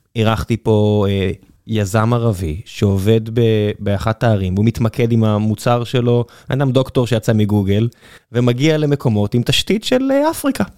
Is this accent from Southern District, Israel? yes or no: yes; Beersheba, Southern District, Israel; moved away; אני כבאר שבעי לשעבר